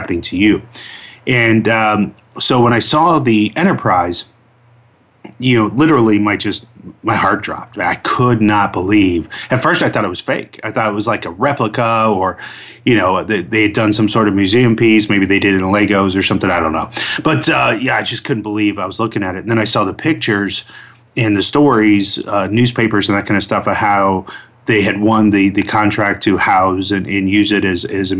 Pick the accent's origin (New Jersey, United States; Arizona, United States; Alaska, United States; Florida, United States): Florida, United States; Orlando; I grew up in Orlando, Florida